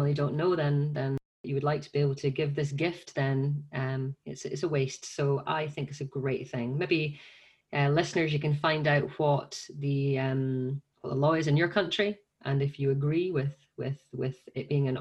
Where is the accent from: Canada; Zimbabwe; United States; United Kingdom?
United Kingdom; Scotland; my home country of Scotland